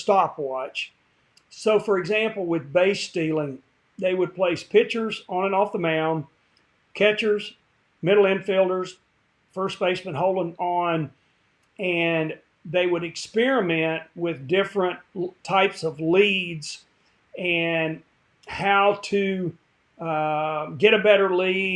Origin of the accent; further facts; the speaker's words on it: Kingsport, Tennessee, United States; also born or lived in North Carolina; I was born in North Carolina, but moved when I was small to Kingsport, Tennessee, in East Tennessee.